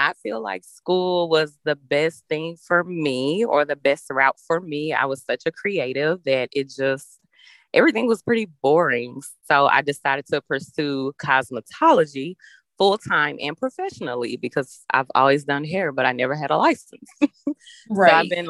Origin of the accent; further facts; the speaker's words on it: Memphis, Tennessee, United States; moved away as an adult; also born or lived in Chattanooga, Tennessee; now in Sarasota, United States; I am from Memphis, Tennessee.